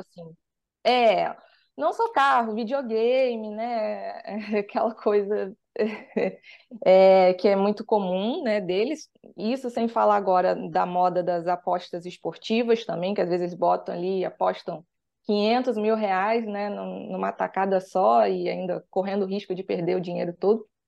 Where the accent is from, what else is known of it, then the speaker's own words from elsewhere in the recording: Rio de Janeiro, Brazil; sou daqui do Rio de Janeiro